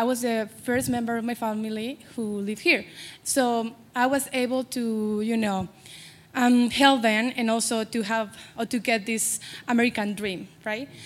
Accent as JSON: {"language": "English", "country": "Mexico", "tie": "born or raised there", "second_language": "English", "moved": "yes", "lives_now": "United States", "said": "as an immigrant woman, I'm from Mexico. I was born there, and I'm but I raised by a family like really poor family"}